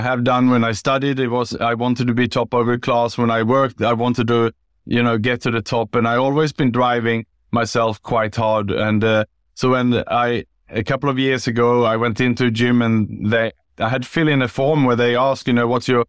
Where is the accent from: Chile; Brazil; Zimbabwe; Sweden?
Sweden; moved away as an adult; also born or lived in Gold Coast, Australia / Bangkok, Thailand / Southeast Asia; Yeah, so I was born in Sweden